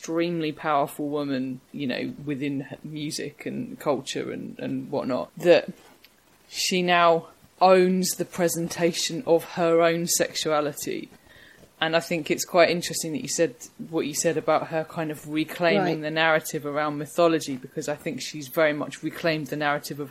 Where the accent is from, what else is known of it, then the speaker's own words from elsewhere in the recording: Harwich, East of England, United Kingdom; I'm from Harwich in Essex